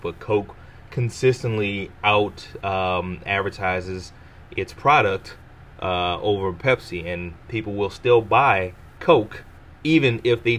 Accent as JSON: {"language": "English", "region": "the South", "country": "United States", "said": "I'm from the South"}